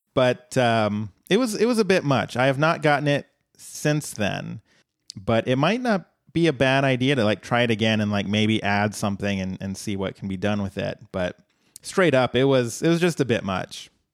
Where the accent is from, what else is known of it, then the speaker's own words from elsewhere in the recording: Colorado, United States; my home state